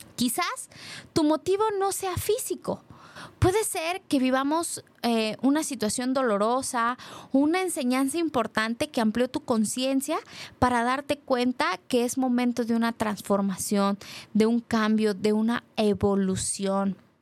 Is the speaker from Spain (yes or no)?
no; Guadalajara, Jalisco, Mexico; como mujer, como tapatía